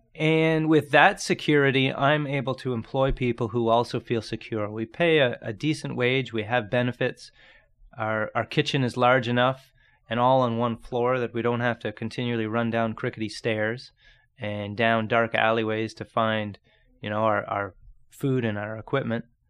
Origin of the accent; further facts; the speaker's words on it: Grimsby, Ontario, Canada; I grew up in Niagara, straight across the lake. Um, small town called Grimsby